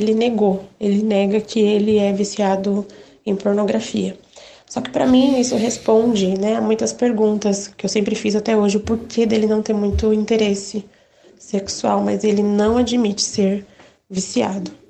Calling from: São Paulo, Brazil; Olá, bom dia. Sou de São Paulo, estou assistindo o programa.

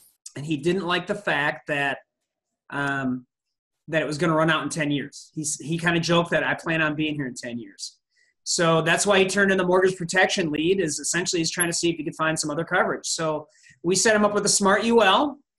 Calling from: West St. Paul, Minnesota, United States; I'm calling from West St. Paul, Minnesota, which is south of St. Paul

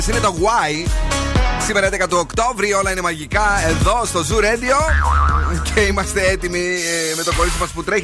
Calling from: Pylaia, Central Macedonia, Greece; Είμαι από Πηλαία.

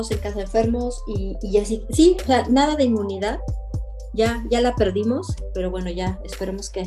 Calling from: Belgium; desde Bélgica

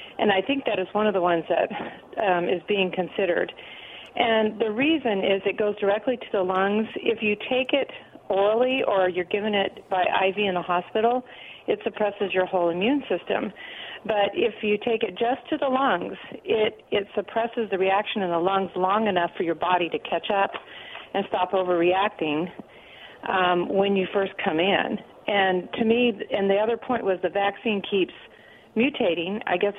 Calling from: Pasco, Washington, United States; Hey, this is … from Pasco.

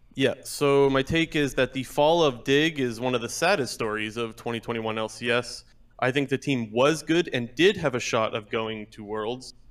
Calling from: Ontario, Canada; Calling from Ontario

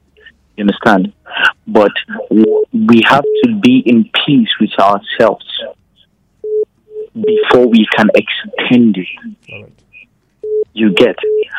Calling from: Jos, Plateau, Nigeria; I'm calling from Angulo Jos.

